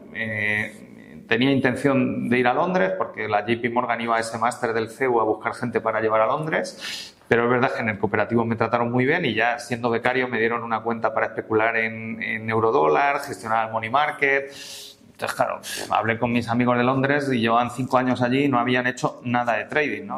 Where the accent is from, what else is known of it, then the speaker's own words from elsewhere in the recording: Madrid, Community of Madrid, Spain; also born or lived in Palencia; enseguida vinimos a Madrid, yo llegué a Madrid con nueve meses, me he criado en Madrid realmente